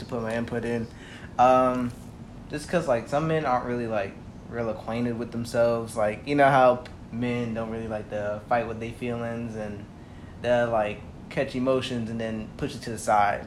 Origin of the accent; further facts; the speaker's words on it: South Carolina, United States; I'm from South Carolina